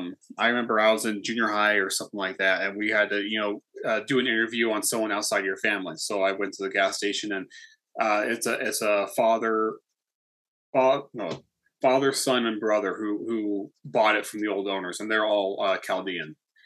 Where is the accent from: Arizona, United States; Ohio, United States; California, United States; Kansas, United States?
California, United States; Campo; Marina. Yeah. So I grew up here. So pretty much outside of the city all the time. So for us, the city was El Cajon.